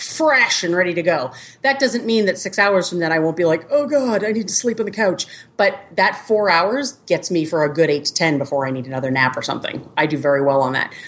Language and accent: English; Boston, Massachusetts, United States; moved away as an adult; now in Kansas City, United States; I was born and raised in Boston. So I didn't move to the Midwest until I was, met my husband, and I was almost 30